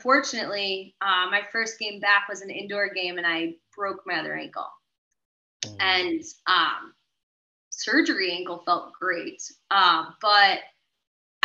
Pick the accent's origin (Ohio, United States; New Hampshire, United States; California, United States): New Hampshire, United States; Sunapee; I moved home and I rehabbed from Sunapee, New Hampshire.